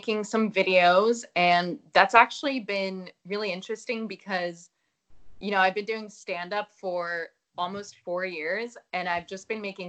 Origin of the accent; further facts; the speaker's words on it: Amstelveen, North Holland, Netherlands; now in New York, United States; I was born in Holland, right outside Amsterdam, in this small town called Amstelveen.